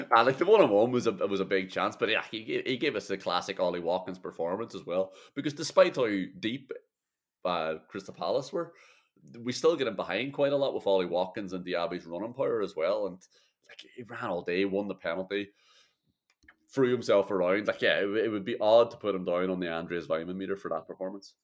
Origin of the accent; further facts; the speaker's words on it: Ireland; as an Irish man and an Irish fan